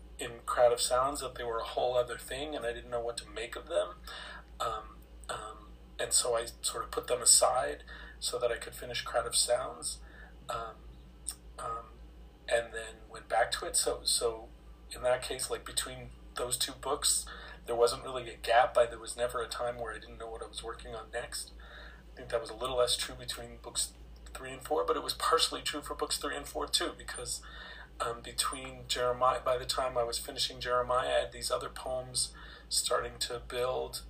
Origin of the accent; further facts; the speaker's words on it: United States; moved away as an adult; I'm from the States originally. I moved here 25 years ago